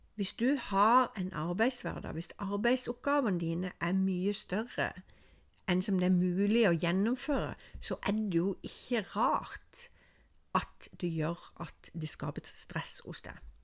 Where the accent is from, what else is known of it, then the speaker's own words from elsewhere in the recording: Norway; snakker jeg med meg som nordmann